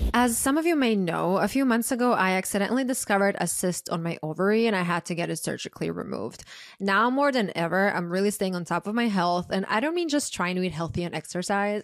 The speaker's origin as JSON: {"language": "English", "country": "Croatia", "tie": "born or raised there", "also_born_or_lived": "New York", "moved": "yes", "said": "big male friend group growing up in Croatia"}